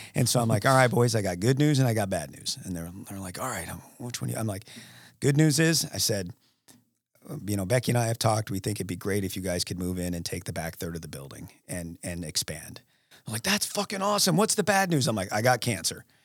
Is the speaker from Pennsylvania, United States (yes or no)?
no; Alaska, United States; now in Ohio, United States; I'm from Alaska